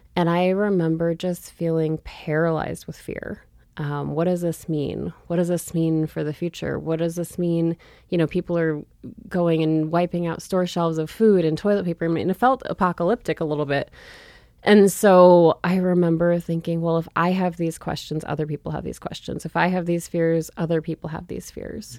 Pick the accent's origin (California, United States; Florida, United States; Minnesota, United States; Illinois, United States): Minnesota, United States; St. Louis Park; also born or lived in Montana; now in Missoula, United States; I grew up in Saint Louis Park, Minnesota, a suburb of Minneapolis.